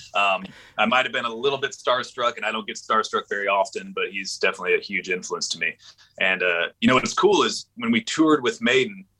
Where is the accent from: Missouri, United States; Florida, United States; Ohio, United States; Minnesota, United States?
Florida, United States; Panama City; also born or lived in Orlando, Florida / Jacksonville, Florida; I grew up in Panama City, Florida, which is up in the Panhandle, the West area.